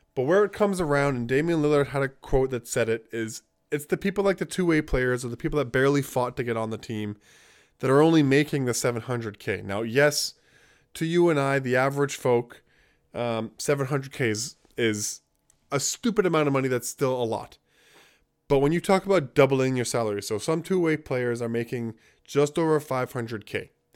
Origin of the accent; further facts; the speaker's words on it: Jamaica; being Jamaican and we have our roots and our ties with England, even though we're independent